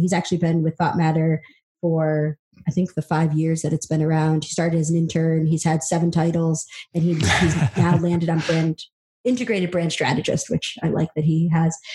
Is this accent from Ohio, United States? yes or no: no; upstate New York, United States; also born or lived in El Salvador; I was adopted from El Salvador, um, single parent household came over when I was about 20 months and uh, grew up in upstate New York